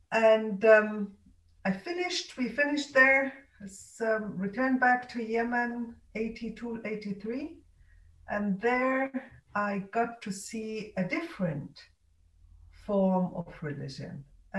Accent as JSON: {"language": "English", "country": "Egypt", "tie": "born there", "also_born_or_lived": "different countries", "said": "I was born in Egypt. My mother has Egyptian roots there."}